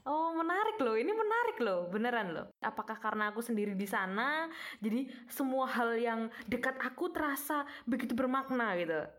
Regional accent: Purworejo, Central Java, Indonesia; aku sebagai orang Purworejo

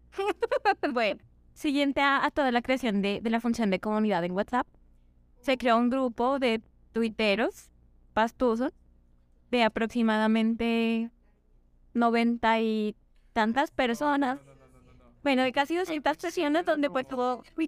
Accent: Ipiales, Nariño, Colombia; moved away; Quiero devolverme a mi casa, yo soy de Ipiales

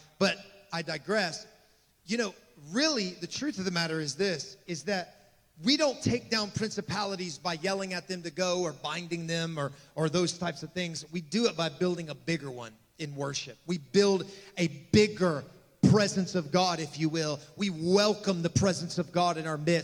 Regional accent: Appalachia, United States; now in New Orleans, United States; I come from Appalachia

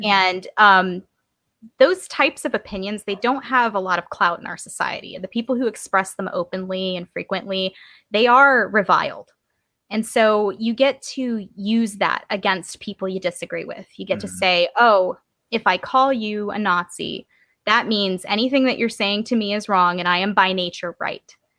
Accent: Georgia, United States; I come from Georgia

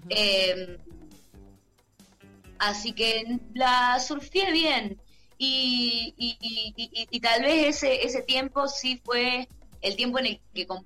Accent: Salta, Argentina; Pero así, eh, bueno, tal vez por ser salteña, escuché mucho más folclore

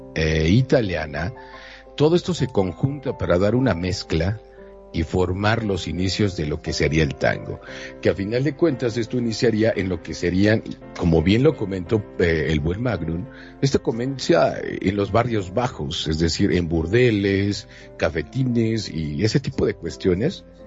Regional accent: Mexico; soy de México

